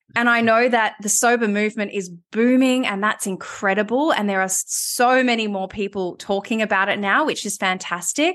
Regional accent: Melbourne, Victoria, Australia; moved away as an adult; also born or lived in Sydney; I moved back to Melbourne, which was my hometown, having been in Sydney for eight years

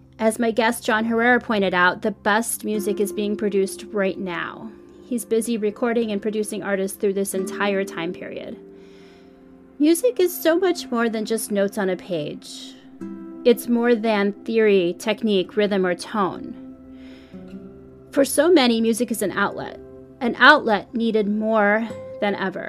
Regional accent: Chicago, Illinois, United States; now in San Francisco Bay Area, United States; I'm originally from the Chicago area, but now I reside in the Bay Area of San Francisco

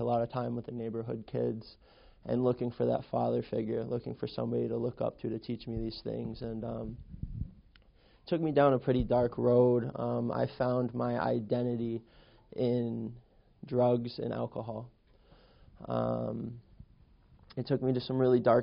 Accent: Western Massachusetts, United States; I grew up in Western Massachusetts

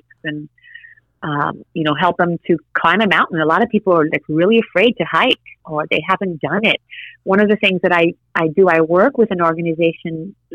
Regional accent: Haiti; moved away; I'm Haitian, you know, so I was born in Haiti and I'm like an island girl.

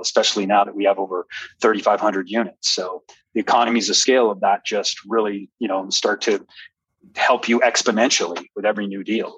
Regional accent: El Paso, Texas, United States; I love, love, love my hometown

